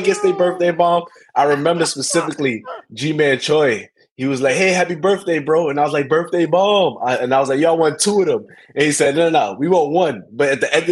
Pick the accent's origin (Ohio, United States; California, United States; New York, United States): New York, United States; New York City; moved away as an adult; also born or lived in Texas / Alabama; growing up in New York, playing baseball outside